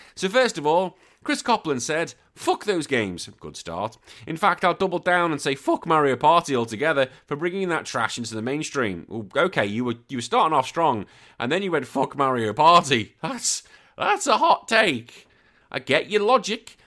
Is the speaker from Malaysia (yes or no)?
no; United Kingdom; now in Australia; I am British as well, living here in Aussie